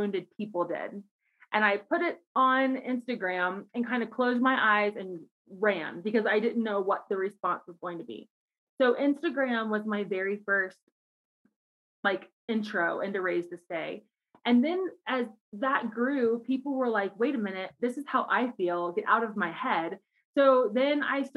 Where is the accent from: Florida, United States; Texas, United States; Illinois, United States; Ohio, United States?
Ohio, United States; Cincinnati; moved away as an adult; now in Colorado Springs, United States; I'm originally from Cincinnati, Ohio, grew up there my whole life